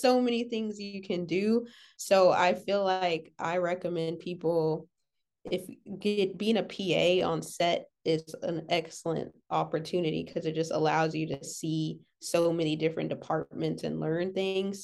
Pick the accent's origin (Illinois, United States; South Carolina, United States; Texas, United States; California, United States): California, United States; Los Angeles; I'm from L